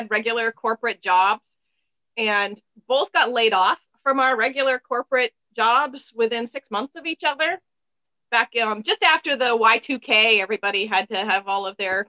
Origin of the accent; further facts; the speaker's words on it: Seattle, Washington, United States; now in Stoneham, United States; I grew up in Seattle, which is drippy, gray, a lot of rain